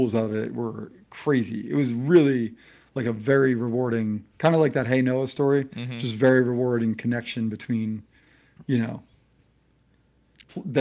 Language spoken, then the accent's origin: English; New Jersey, United States; I grew up like a Giants fan because I was from New Jersey